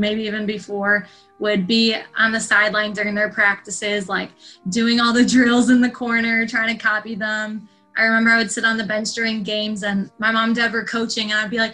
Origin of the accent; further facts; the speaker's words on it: northwest suburbs of Chicago, Illinois, United States; growing up in Illinois with them, it was just basketball all the time